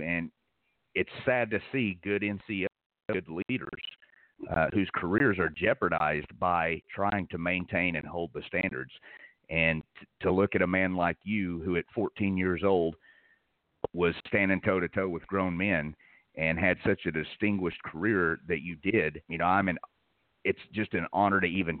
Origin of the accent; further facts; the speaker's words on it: the South, United States; So, you know, I'm from the South. I probably do wear a pinky ring.